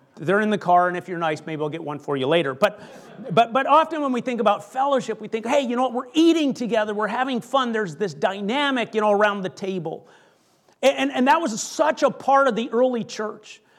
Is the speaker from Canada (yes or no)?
yes; Canada; I grew up in Canada